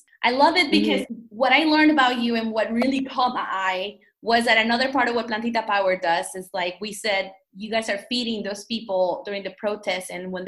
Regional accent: Mexico; also born or lived in New York; now in United States; growing up in Mexico, you go to El Mercado

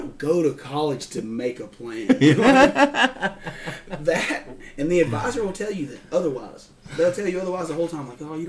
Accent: Pell City, Alabama, United States; also born or lived in Jacksonville, Alabama; I'm from Pell City, Alabama.

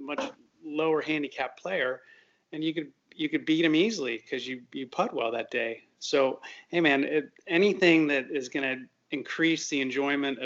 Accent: Northern California, United States; now in Texas, United States; I grew up in California, Northern California

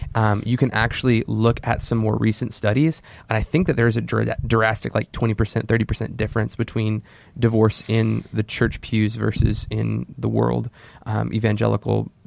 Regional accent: United States; we as Christians in America

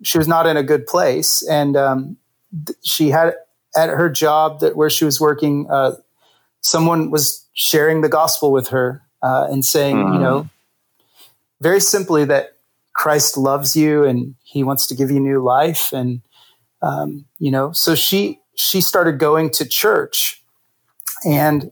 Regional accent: Visalia, California, United States; now in Washington, D.C., United States; I was born in Visalia, California. So I got to represent the Central Valley here.

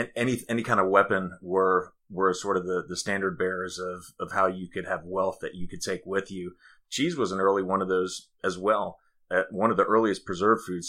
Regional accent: Denmark; now in Greenville, United States; I'm from Denmark

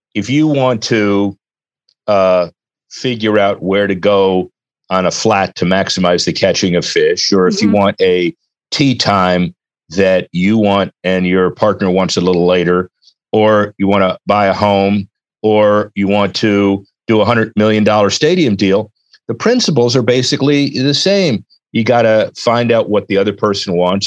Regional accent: Miami, Florida, United States; I grew up in Miami

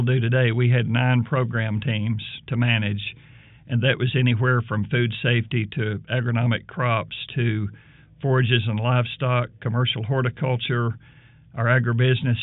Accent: central Arkansas, United States; now in Alabama, United States; I grew up in the state of Arkansas, in central Arkansas, in the foothills of the Ouachita Mountains, basically between Benton and Hot Springs

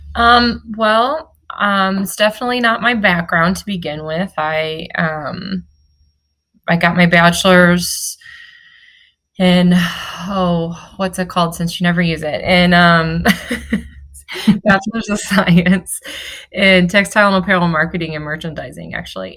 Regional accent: St. Louis, Missouri, United States; moved away as an adult; now in Florida, United States; I'm from St. Louis. My husband's from Kansas City. And we moved down here a couple years ago.

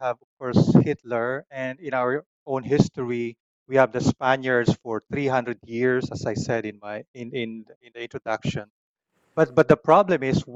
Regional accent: Philippines; my own Filipino culture, as an Asian, as a Filipino

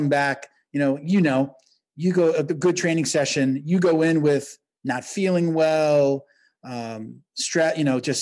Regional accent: New York, United States; I'm from New York

